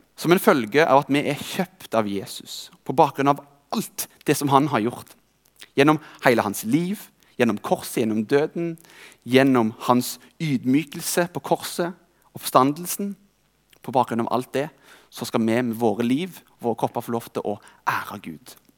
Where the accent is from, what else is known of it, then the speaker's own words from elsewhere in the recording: Rogaland, Norway; I denne tida jobbet jeg som tømrer hjemme i Rogaland